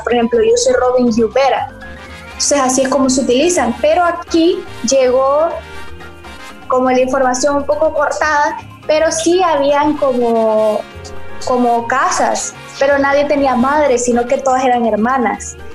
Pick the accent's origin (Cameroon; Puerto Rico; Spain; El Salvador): El Salvador; yo soy del capítulo mexicano y soy la única salvadoreña